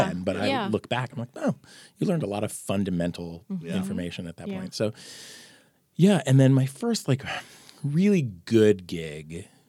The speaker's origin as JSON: {"language": "English", "region": "New Jersey", "country": "United States", "tie": "born or raised there", "moved": "as an adult", "lives_now": "Columbus, United States", "said": "I'm a Jersey boy, born and raised"}